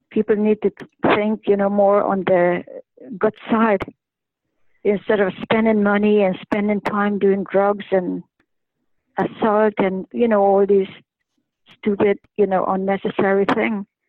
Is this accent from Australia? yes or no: no; Canada; I'm a Canadian